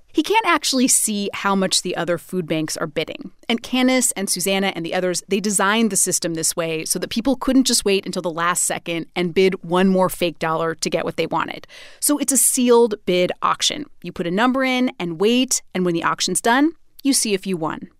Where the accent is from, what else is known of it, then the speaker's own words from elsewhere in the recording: Idaho, United States; Idaho, my home state